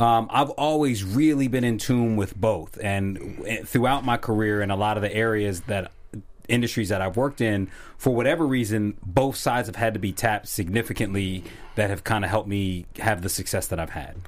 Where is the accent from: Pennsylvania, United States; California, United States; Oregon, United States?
Pennsylvania, United States; Philadelphia; also born or lived in South Jersey; my hometown is Philly and South Jersey